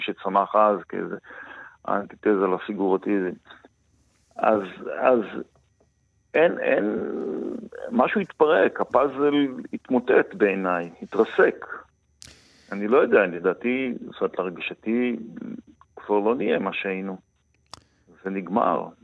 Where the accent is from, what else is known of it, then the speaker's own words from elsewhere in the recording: Kibbutz Gvulot, western Negev, Southern District, Israel; moved away; אני נולדתי במרחבים האלה וגדלתי בתוכם